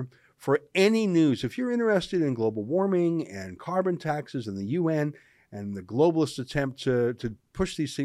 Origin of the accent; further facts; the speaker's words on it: Canada; as a Canadian